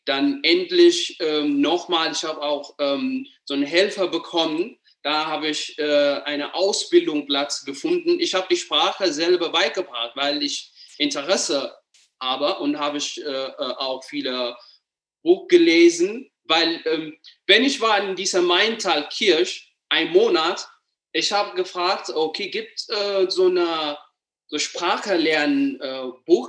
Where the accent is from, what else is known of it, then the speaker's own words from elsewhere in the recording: Addis Ababa, Ethiopia; German is a second language; moved away as an adult; now in Germany; ich komme aus Äthiopien, aus der Hauptstadt Addis Ababa